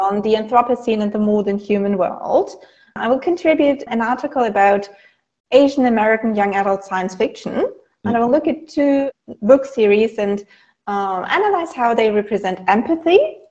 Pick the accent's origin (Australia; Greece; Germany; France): Germany; I'm from Germany